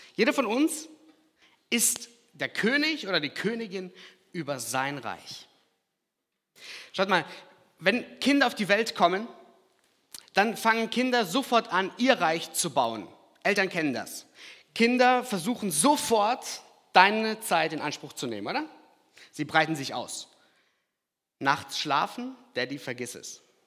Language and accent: German; Lahr, Black Forest, Baden-Württemberg, Germany; accent: Alemannic; also born or lived in Kazakhstan; Ich bin ein paar Stunden weiter nördlich aufgewachsen in La. La Schwarzwald, kennt ihr bestimmt auch. Ich komme auch aus dem Alemannischen